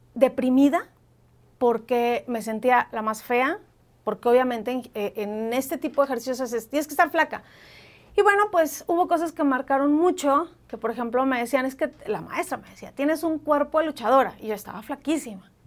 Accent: Mexico; now in Mexico City, Mexico

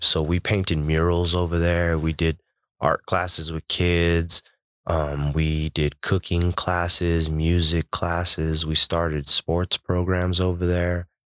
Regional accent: Denver, Colorado, United States; I was born and raised in Globeville.

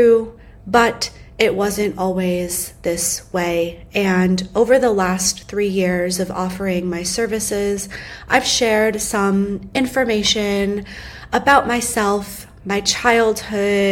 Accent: United States; when I was young, I grew up outside of New York City

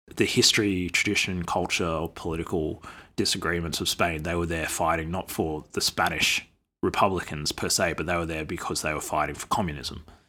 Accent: Australia; as an Australian, as an Indigenous Australian

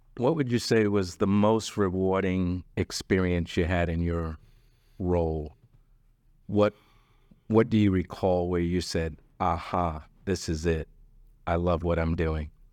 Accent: New York, United States; now in Dallas, United States; I'm originally from New York. It didn't hit me until I came to Dallas

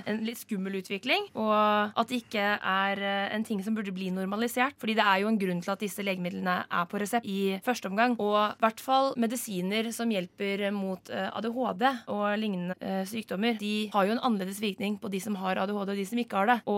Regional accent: Vestland, Norway; Jeg er 22 år, og jeg kommer fra Hardanger.

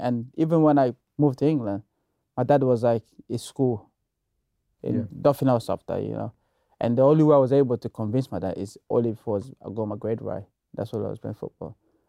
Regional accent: DR Congo; I grew up in the Congo, and my father is a politician.

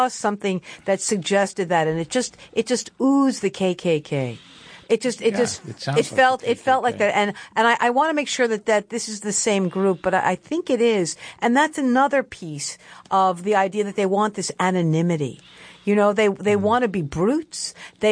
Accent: New York City, New York, United States; I was born in Bay Ridge, Brooklyn

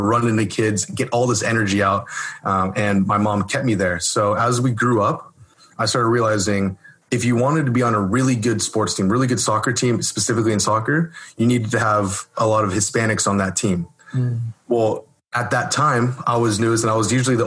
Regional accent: Orange County, California, United States; I'm born and raised in Orange County, California

